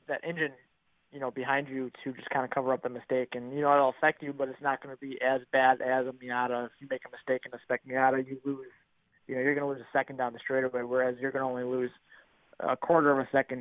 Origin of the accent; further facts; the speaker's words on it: Richfield, Wisconsin, United States; I grew up go-karting. I'm from Richfield, Wisconsin, so I grew up karting at the local track, Dousman Badger Car Club